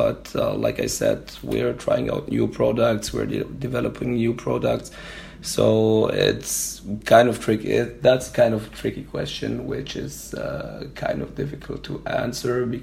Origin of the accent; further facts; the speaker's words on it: Germany; we're from Germany